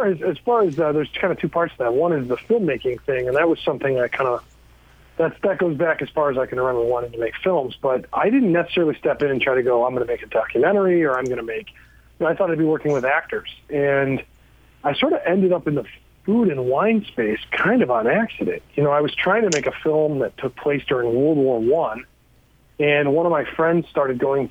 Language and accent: English; Cleveland, Ohio, United States; I grew up in Cleveland, Ohio